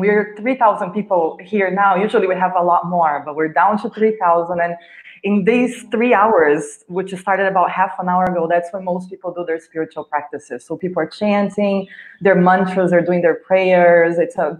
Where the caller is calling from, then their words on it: India; Yes. I am calling in from India.